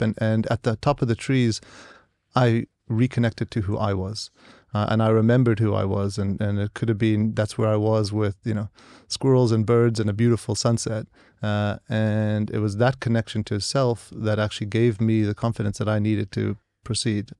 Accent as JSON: {"language": "English", "town": "San Diego", "region": "California", "country": "United States", "tie": "born or raised there", "also_born_or_lived": "South Africa / St. Louis / New York", "said": "I grew up there and was educated there uh, in San Diego"}